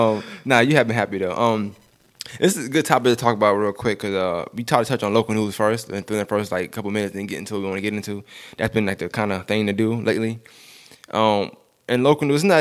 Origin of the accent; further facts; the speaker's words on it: New York City, New York, United States; I'm from one part of Bushwick. I got loyalty.